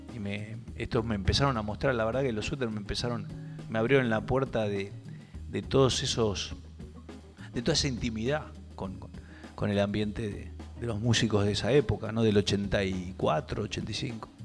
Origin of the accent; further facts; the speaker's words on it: Buenos Aires, Argentina; yo soy de Urquiza. En nuestro barrio no había, no había músicos